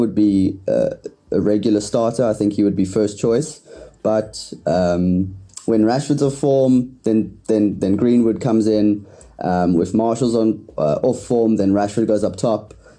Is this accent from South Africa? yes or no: yes; South Africa